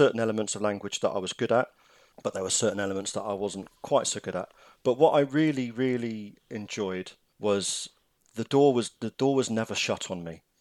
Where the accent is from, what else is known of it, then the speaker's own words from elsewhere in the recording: England, United Kingdom; moved away; I am English.